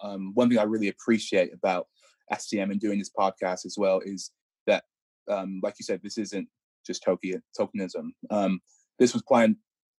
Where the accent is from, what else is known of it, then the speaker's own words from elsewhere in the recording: Chicago, Illinois, United States; now in Durham, United Kingdom; I grew up in Chicago